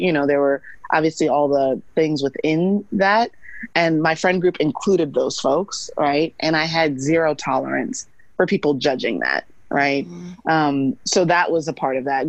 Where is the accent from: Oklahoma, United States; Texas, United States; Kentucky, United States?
Texas, United States; Missouri City; also born or lived in New York / Atlanta; I grew up in Missouri City, which is a suburb of Houston